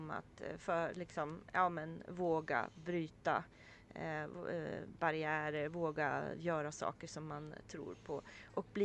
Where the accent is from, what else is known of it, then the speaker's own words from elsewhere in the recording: Sweden; så berättade vi för taxichauffören att vi var från Sverige och hade varit här för de här dagarna.